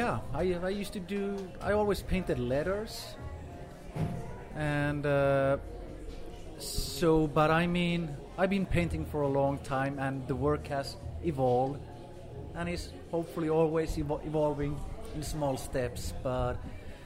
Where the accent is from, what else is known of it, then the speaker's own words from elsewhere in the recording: Gothenburg, Västra Götaland, Sweden; moved away as an adult; also born or lived in Finland; I'm originally from Finland, but I grew up in Sweden in a town called Gothenburg.